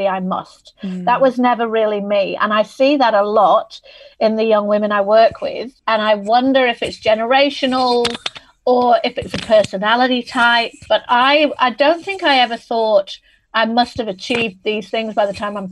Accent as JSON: {"language": "English", "town": "Manchester", "region": "North West England", "country": "United Kingdom", "also_born_or_lived": "London", "moved": "as an adult", "lives_now": "Sydney, Australia", "said": "I'm originally from Manchester in England. That's why I've got this funny accent."}